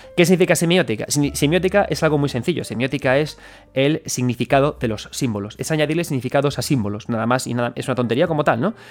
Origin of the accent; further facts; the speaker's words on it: Galicia, Spain; soy gallego